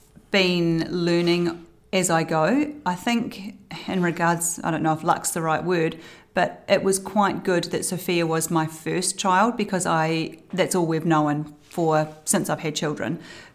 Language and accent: English; Christchurch, Canterbury, New Zealand; also born or lived in Balclutha / Timaru / Wellington; I was born in Balclutha, down the bottom of the South Island, and I went to a multitude of schools in Timaru, Wellington, Christchurch, finally ending up at Villa Maria College in Christchurch.